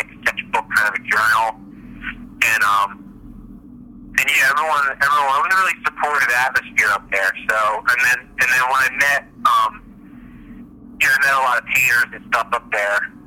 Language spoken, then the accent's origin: English; Springfield, Pennsylvania, United States; also born or lived in Providence, Rhode Island; I grew up in the suburbs here in Philadelphia, a town called Springfield. So I lived here my whole life